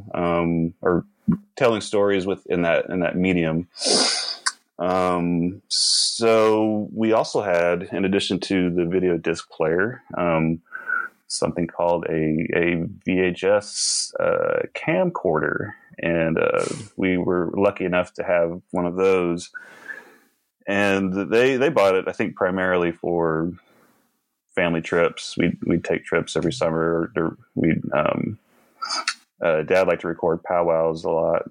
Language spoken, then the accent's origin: English; Norman, Oklahoma, United States; also born or lived in Watertown, South Dakota / Sisseton, South Dakota; I live in Norman, Oklahoma right now. We moved there when I was about 3, and I've lived here ever since.